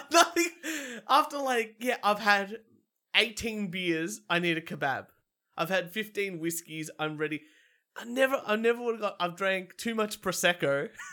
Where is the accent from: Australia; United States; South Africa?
Australia; as an Australian man